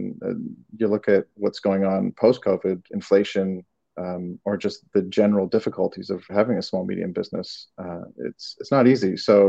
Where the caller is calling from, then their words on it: Los Angeles, California, United States; I'm in LA.